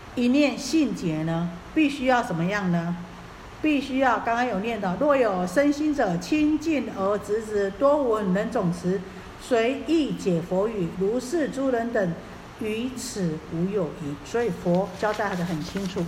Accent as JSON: {"language": "Chinese", "country": "Taiwan", "said": "我们台湾话"}